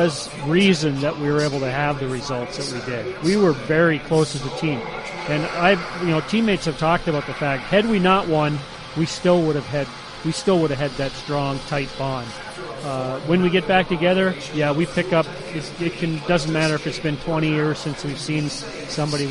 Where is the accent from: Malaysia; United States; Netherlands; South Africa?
United States; Warroad, Minnesota; my hometown of Warroad, Minnesota, and growing up there